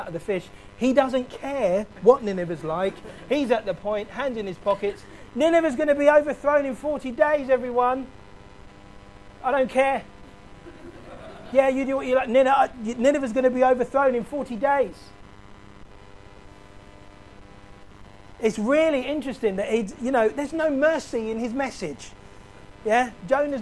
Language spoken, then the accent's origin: English; London, United Kingdom; I grew up in South London